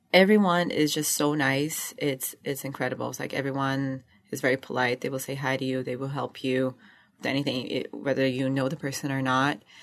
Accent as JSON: {"language": "English", "region": "Rio de Janeiro", "country": "Brazil", "moved": "as an adult", "said": "I come from Rio de Janeiro, Brazil."}